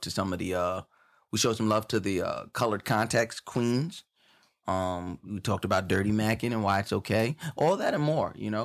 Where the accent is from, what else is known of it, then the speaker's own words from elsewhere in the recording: Long Island, New York, United States; I, I grew up on Long Island